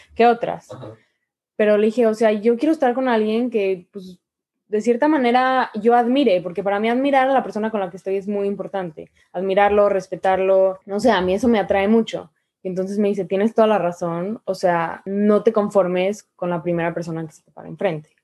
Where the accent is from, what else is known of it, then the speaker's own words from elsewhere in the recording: Mexico; como mujer mexicana